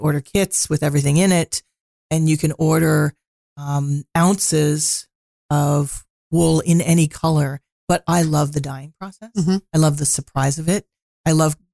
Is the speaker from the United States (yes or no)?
no; Ottawa, Ontario, Canada; moved away as an adult; also born or lived in Peterborough / Victoria / Prince Rupert / Haida Gwaii; I grew up in Ottawa.